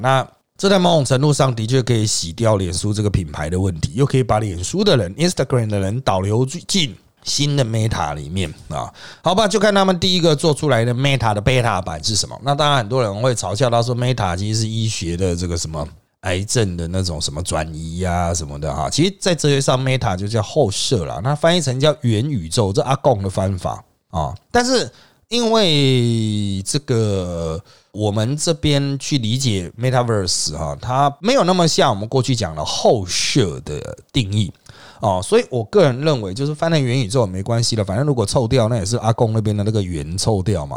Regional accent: Taiwan; 我们台湾这边

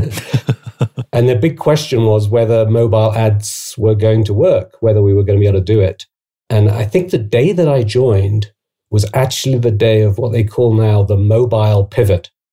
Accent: United Kingdom; accent: British; moved away as an adult; also born or lived in Oxford / Asia; I'm British, as you can probably tell from my accent.

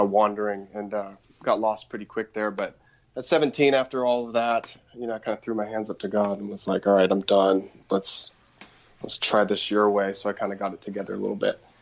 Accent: outside of Portland, Oregon, United States; I grew up outside of Portland, Oregon

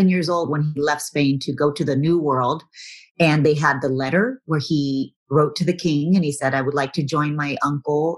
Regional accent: Corpus Christi, Texas, United States; growing up as a Texan, we're raised as being Texans first

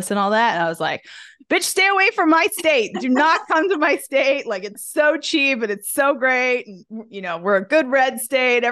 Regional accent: Canada; now in Arkansas, United States; I'm originally from Canada

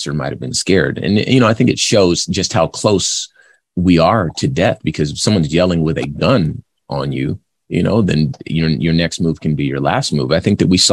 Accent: Compton, California, United States; I'm from Compton, California

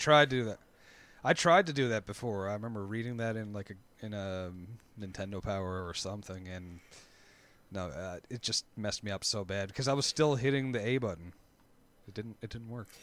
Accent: Canada; I'm Canadian

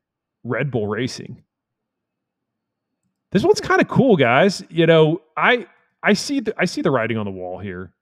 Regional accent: Texas, United States; as a Texan

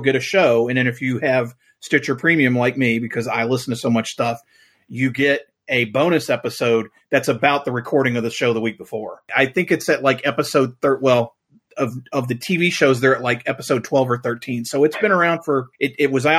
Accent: Louisville, Kentucky, United States; now in Richmond, United States; I grew up on Memphis wrestling because I lived in Louisville

